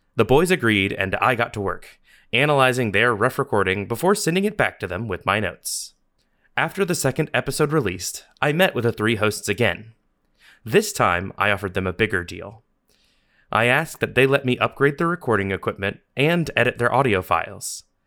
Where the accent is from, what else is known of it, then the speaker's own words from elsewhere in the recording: Columbus, Georgia, United States; moved away as an adult; also born or lived in Las Vegas, Nevada / Chicago; now in Columbus, United States; I was born in Columbus, Georgia, at eleven fifty-seven P M on September the twenty-seventh, nineteen ninety, in what was then the Columbus Medical Center